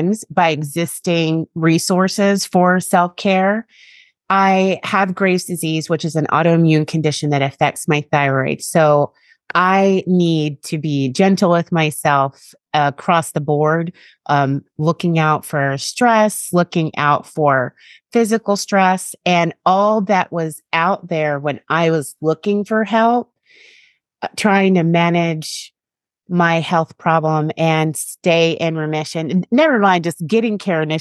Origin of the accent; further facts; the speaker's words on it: United States; people constantly had trouble believing that I was from America